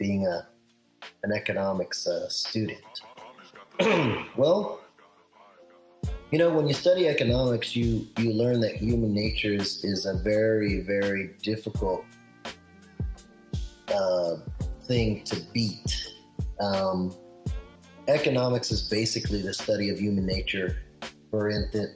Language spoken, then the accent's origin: English; Philippines; I am Filipino